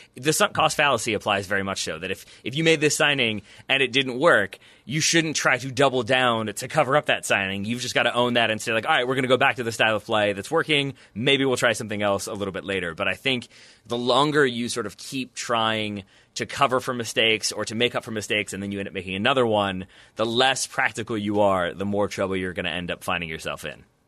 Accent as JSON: {"language": "English", "country": "United States"}